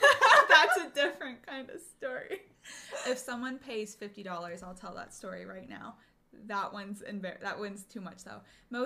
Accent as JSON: {"language": "English", "region": "New Jersey", "country": "United States", "moved": "yes", "said": "I'm from Jersey."}